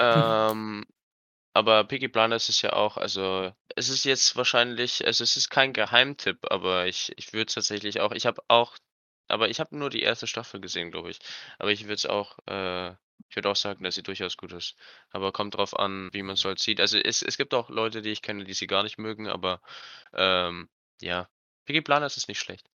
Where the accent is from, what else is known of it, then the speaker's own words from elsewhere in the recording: Cham, Bavaria, Germany; bei uns in Kam